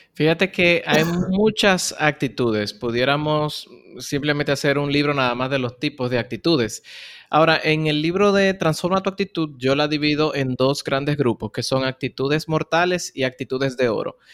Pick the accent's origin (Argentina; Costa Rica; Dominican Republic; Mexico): Dominican Republic; Bonao, Monseñor Nouel; now in Santo Domingo, Dominican Republic; Yo soy oriundo de Bonao, una ciudad en el centro de la República Dominicana